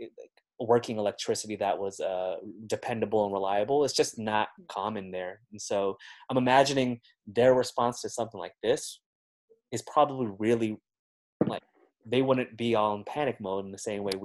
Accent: Bay Area, California, United States; I grew up here in the Bay Area, and I was born and raised out here

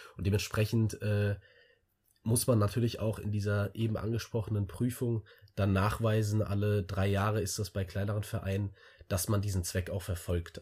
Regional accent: Wiesbaden, Hesse, Germany; ich komme aus, aus einem ganz kleinen Vorort von Wiesbaden

